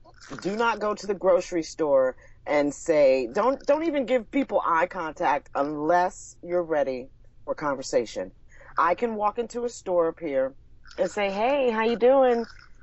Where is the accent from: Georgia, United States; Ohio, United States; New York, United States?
New York, United States; also born or lived in Florida; born and raised in New York